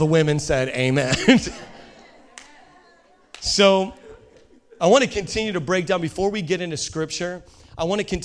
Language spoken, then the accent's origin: English; Indiana, United States; I'm from Indiana